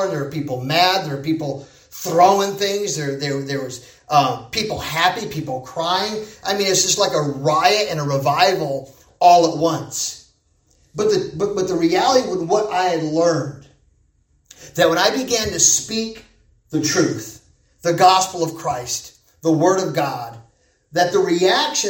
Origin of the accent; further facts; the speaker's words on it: United States; accent: American; I was an American. Okay, so I kind of stood out because of my accent